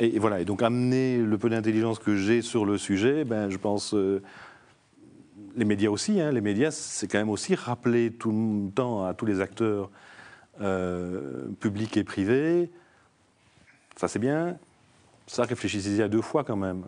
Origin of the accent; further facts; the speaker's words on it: Namur, Wallonia, Belgium; je suis namurois d'origine.